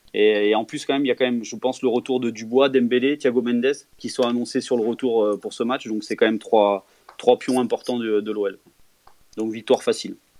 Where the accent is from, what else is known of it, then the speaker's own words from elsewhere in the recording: Auvergne-Rhône-Alpes, France; je suis auvergnat